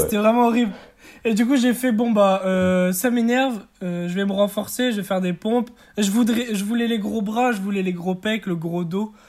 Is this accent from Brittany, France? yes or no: yes; Brest, Brittany, France; also born or lived in Martinique; Je viens de Brest, d'origine martinique, mais je vis à Brest.